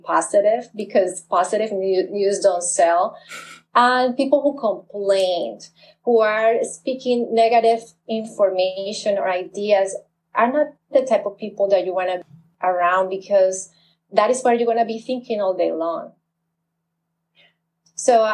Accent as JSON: {"language": "English", "country": "Colombia", "tie": "born or raised there", "moved": "yes", "lives_now": "United States", "said": "I grew up in Colombia when times were very negative."}